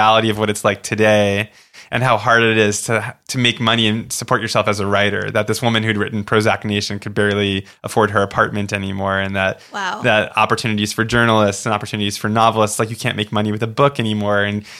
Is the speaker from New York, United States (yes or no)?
yes; Oceanside, New York, United States; also born or lived in Florida; because I grew up on Long Island in a town called Oceanside, which is a small town. And we lived near the garbage dump and we could smell the dump.